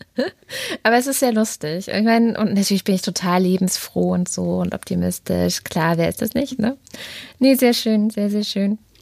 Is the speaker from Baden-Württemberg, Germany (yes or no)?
yes; Baden-Württemberg, Germany; also born or lived in East Germany (GDR); now in Berlin, Germany; aus meiner baden-württembergischen Kindheit, also ich bin ja 89 nach Baden-Württemberg gekommen